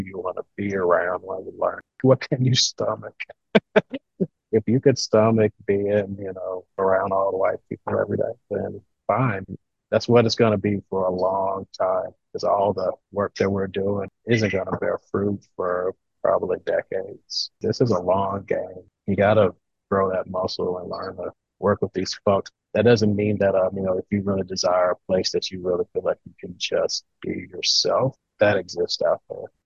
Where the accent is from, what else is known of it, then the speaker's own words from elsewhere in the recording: Louisiana, United States; moved away as an adult; now in Ohio, United States; I'm originally from Louisiana and I was getting homesick